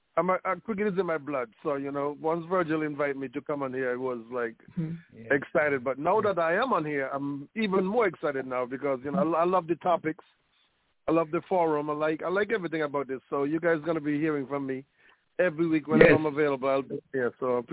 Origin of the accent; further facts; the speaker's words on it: Tabernacle, St. Kitts & Nevis; I'm from Tabernacle.